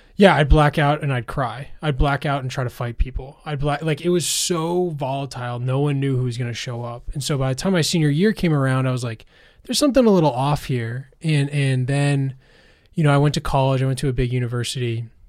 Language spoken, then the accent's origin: English; outside of Boston, Massachusetts, United States; I grew up outside of Boston